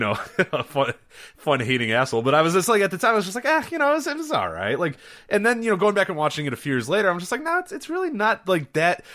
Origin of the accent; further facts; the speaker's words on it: Chicago, Illinois, United States; growing up in Chicago